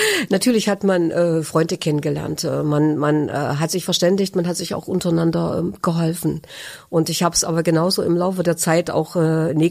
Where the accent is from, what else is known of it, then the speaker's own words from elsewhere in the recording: Germany; Ich bin ein Kind der DDR und äh, bin ähm, in diesem Land groß geworden